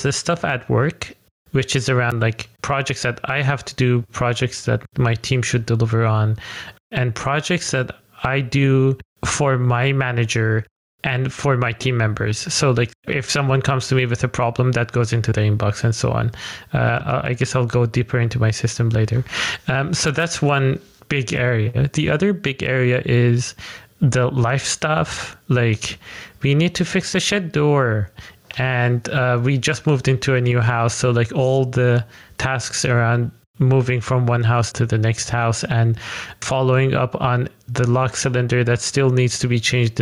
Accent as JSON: {"language": "English", "country": "Iran", "moved": "as an adult", "lives_now": "Netherlands", "said": "So I'm actually originally from Iran. I moved to the Netherlands 5 years ago."}